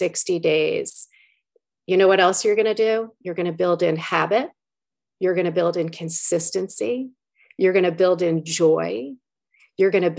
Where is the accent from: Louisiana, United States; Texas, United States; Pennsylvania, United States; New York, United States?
New York, United States; I'm from New York